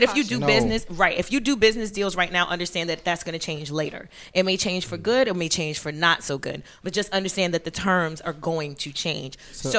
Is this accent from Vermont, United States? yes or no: no; New York, United States; I'm not from Brooklyn, but I am a New Yorker.